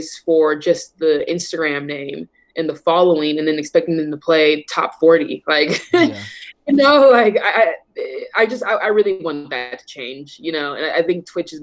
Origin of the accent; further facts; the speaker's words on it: Oakland, California, United States; Growing up in Oakland, it was just super, super always diverse